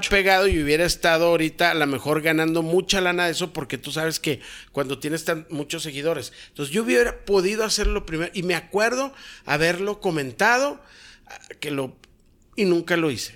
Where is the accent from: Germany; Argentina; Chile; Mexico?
Mexico; en mi país